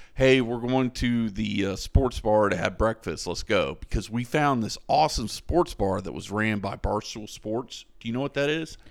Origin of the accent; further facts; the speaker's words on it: Florida, United States; I'm from Florida